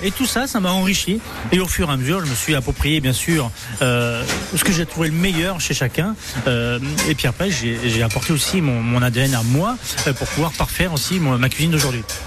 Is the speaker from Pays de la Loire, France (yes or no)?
yes; Le Mans, Pays de la Loire, France; now in Reims, France; je suis de la Sarthe, en effet, du Mans, mais je élevé à la campagne